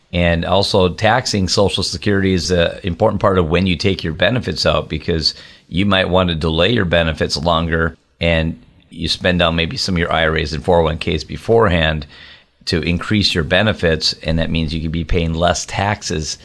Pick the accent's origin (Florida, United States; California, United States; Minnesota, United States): Minnesota, United States; moved away as an adult; now in Wisconsin, United States; even though I live over in the border in Wisconsin, I grew up in Minnesota